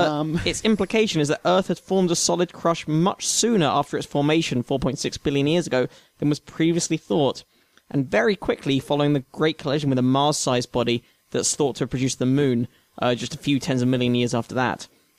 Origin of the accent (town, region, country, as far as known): Australia; accent: Australian